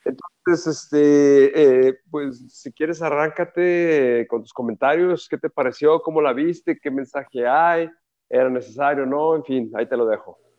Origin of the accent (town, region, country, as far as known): Mexico